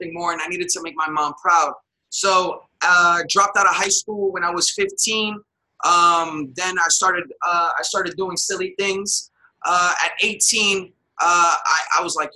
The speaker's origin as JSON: {"language": "English", "town": "New York City", "region": "New York", "country": "United States", "tie": "born or raised there", "also_born_or_lived": "Dallas, Texas", "moved": "as an adult", "lives_now": "Miami, United States", "said": "Originally born and raised in New York City, first generation American"}